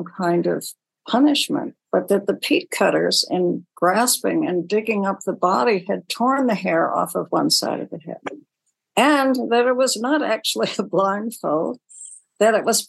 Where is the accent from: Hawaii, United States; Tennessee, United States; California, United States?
Hawaii, United States; Honolulu; born there; actually I was born in Honolulu.